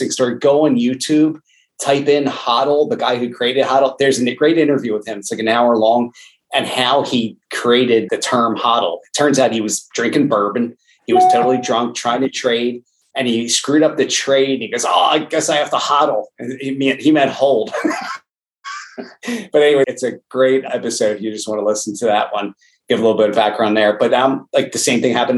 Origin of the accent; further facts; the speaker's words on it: Lansdale, Pennsylvania, United States; born and raised in Lansdale, Pennsylvania.